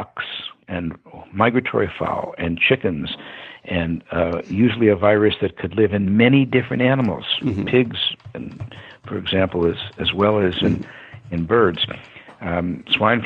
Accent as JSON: {"language": "English", "town": "Detroit", "region": "Michigan", "country": "United States", "tie": "born or raised there", "said": "I'm from Detroit, Michigan, or Detroit, as we used to say, and I grew up inside of 7 Mile Road"}